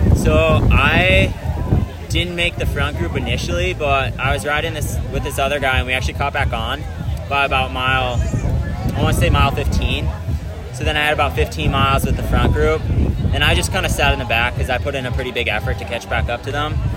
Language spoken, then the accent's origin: English; Winona, Minnesota, United States; moved away as an adult; now in Lawrence, United States; I live in Lawrence, Kansas, kind of near Kansas City, but I'm from Winona, Minnesota